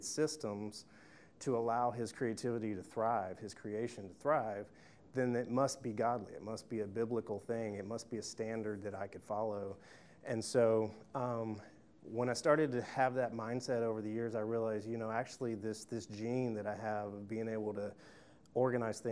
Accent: Tuscaloosa, Alabama, United States; I'm from Tuscaloosa, Alabama

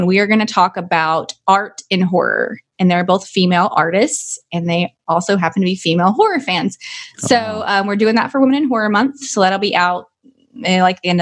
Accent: Arkansas, United States; I am from Arkansas. I pronounce it the way my high school teacher pronounced it

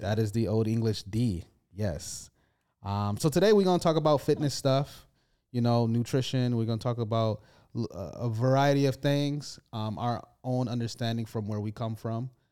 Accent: United States; now in United Kingdom; I'm an, I'm from America

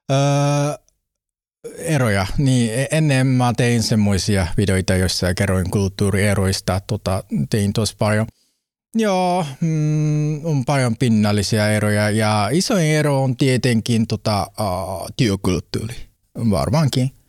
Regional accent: northeast, Japan; Finnish is a second language; now in Finland; Mutta se ei se haittaa, koska olen kotoisin koillissa alueelta.

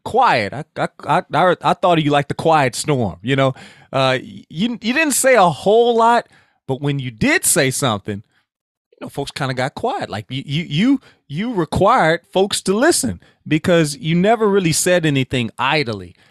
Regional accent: Sulphur, Louisiana, United States; We are Southwest Louisiana, uh, Sulphur, Louisiana specifically

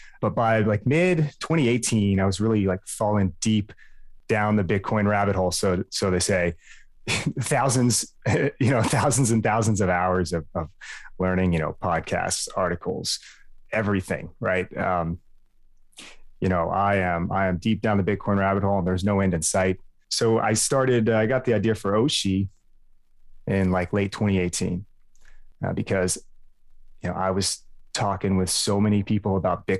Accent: Dallas, Texas, United States; also born or lived in Lubbock, Texas; I was born in Lubbock, moved to Dallas, the suburbs, lived there pretty much my whole life

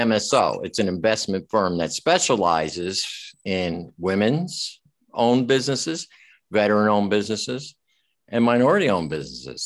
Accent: Westport, Connecticut, United States; I grew up in Westport

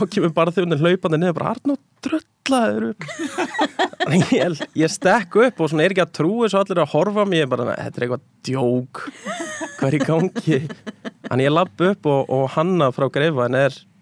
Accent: Garðabær, Capital Region, Iceland; ég er úr Garðabæði

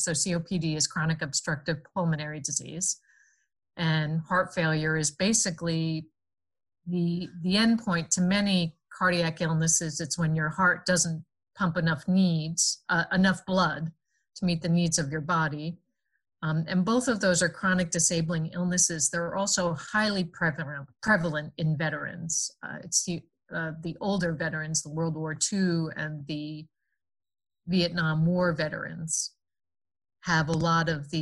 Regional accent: United States; moved away as an adult; also born or lived in New Jersey / Connecticut; now in Iowa City, United States; I grew up in the suburbs of New York City, in New Jersey, and in Connecticut

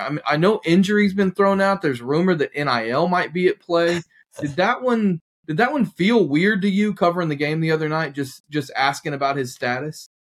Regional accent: Oklahoma, United States; I'm from Oklahoma

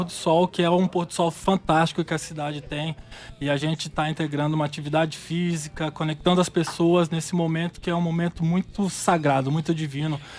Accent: Brasília, Federal District, Brazil; Eu sou de Brasília.

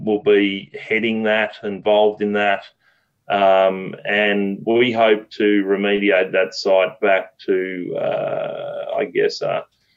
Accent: Australia; moved away as an adult; now in Canada; I grew up fishing rivers in Australia. I came to Canada 15 years ago

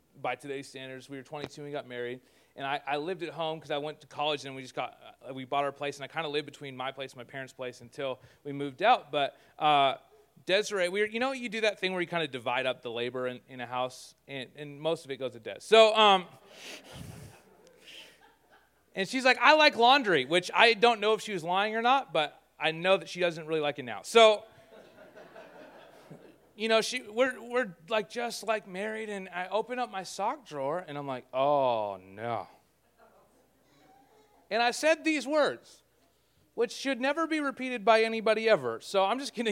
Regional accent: Canada

